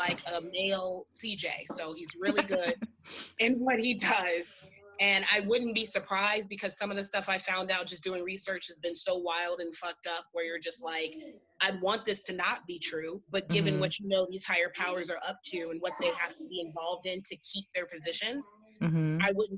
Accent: Kansas City, Missouri, United States; born there; So I was born in Kansas City, Missouri, so that's the only reason I paid extra close attention to this.

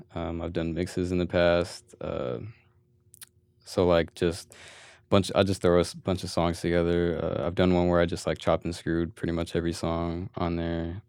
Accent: Manteca, California, United States; I was born in Manteca

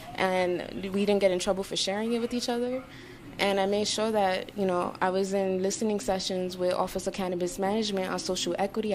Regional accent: New York City, New York, United States; also born or lived in Lower East Side, New York; I was raised in Harlem, moved there when I was nine in East Harlem, El Barrio

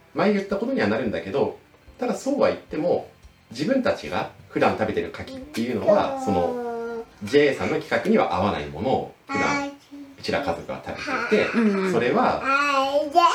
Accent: Niigata, Japan; born or raised there

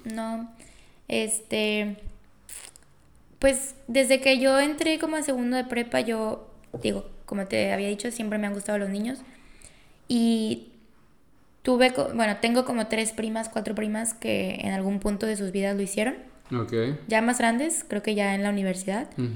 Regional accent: Colima, Mexico; soy de Colima

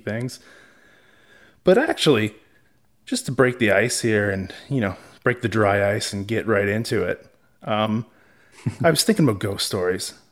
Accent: Canada; I am Canadian

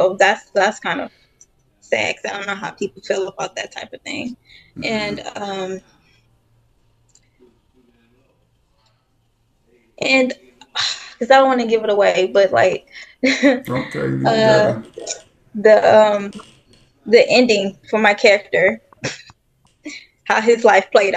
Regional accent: Detroit, Michigan, United States; I grew up in Detroit, so it was kind of rough, kind of like a rough neighborhood

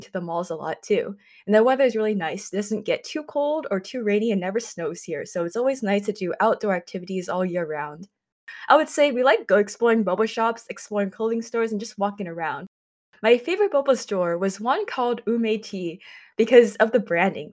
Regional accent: San Jose, California, United States; I was born and raised in San Jose, California, or also known as the San Francisco Bay Area

